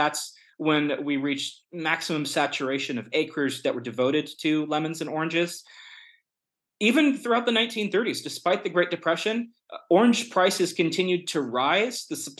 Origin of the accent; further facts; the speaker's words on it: La Verne, California, United States; My hometown, Laverne, California, where I grew up